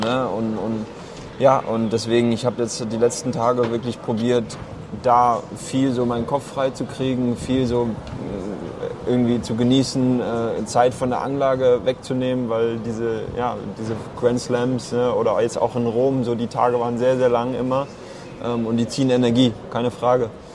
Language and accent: German; Karlsruhe, Baden-Württemberg, Germany; ein Jahr in Karlsruhe Ruppur, da wo ich herkomme